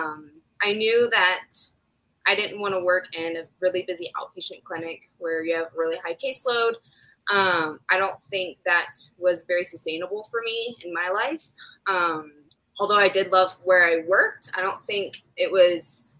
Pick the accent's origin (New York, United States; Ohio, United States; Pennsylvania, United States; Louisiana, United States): Ohio, United States; moved away as an adult; also born or lived in South Carolina / Virginia; I am from Ohio, but I've lived other places. We've been back for almost a year and a half